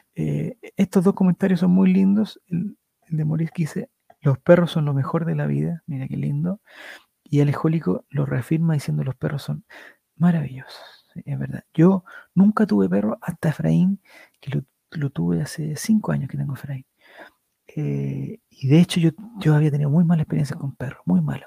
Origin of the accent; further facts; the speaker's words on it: Calama, Antofagasta, Chile; moved away; also born or lived in Valparaíso; Nací y crecí en Calama y viví mil años en Valparaíso.